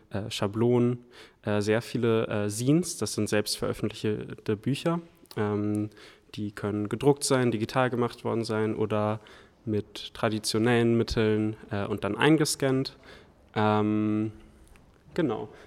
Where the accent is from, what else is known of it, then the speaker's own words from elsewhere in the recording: Hamburg, Germany; Ähm, ich komme aus Hamburg